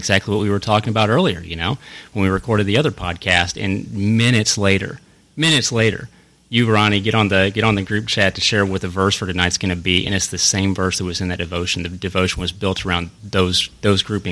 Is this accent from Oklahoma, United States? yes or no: no; Hannibal, Missouri, United States; moved away; I grew up outside of Hannibal, Missouri